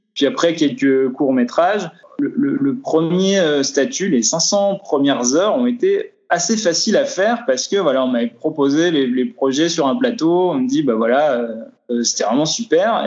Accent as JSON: {"language": "French", "area": "Vosges", "region": "Grand Est", "country": "France", "lives_now": "Strasbourg, France", "said": "je viens des Vosges, je viens d'un coin où il n'y a pas d'audiovisuel"}